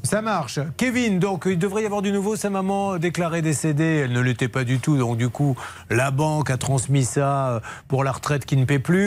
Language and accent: French; Bordeaux, Nouvelle-Aquitaine, France; quand on est bordelais